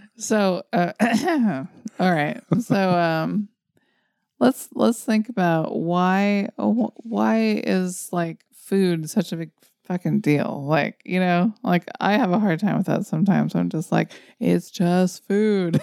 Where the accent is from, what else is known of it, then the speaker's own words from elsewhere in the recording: United States; as an American